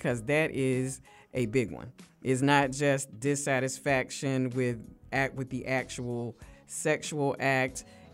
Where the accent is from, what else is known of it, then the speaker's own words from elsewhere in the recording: United States; I consider myself as African American, not a black person who just happened to be born in America